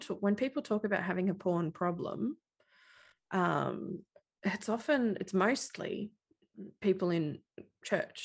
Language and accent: English; Australia; being Australian and living along the coast